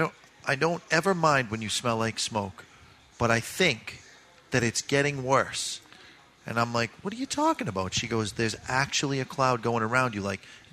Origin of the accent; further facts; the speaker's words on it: Haverhill, Massachusetts, United States; I lived in Haverhill, Mass.